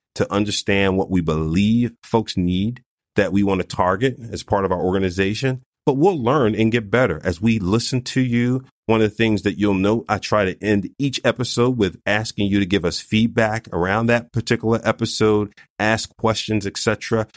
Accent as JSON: {"language": "English", "town": "Philadelphia", "region": "Pennsylvania", "country": "United States", "tie": "born or raised there", "said": "I was born and raised in North Philadelphia, not too far from Eighth and Butler"}